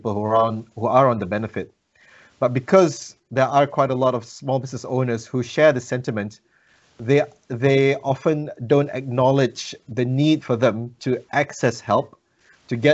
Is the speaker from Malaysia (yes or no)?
yes; Malaysia; now in New Zealand; I'm a migrant in this country. I'm originally from Malaysia